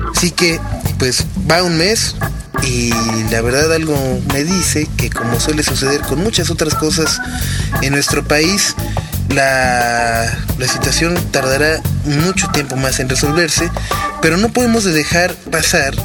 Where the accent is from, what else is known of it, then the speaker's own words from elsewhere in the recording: Mexico; hemos cambiado realmente como mexicanos, como la manera de desarrollar y de hacer crecer a nuestro país